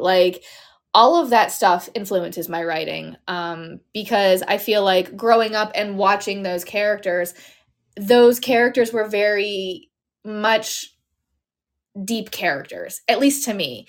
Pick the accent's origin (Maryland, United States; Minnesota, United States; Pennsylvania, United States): Pennsylvania, United States; Pittsburgh; my hometown of Pittsburgh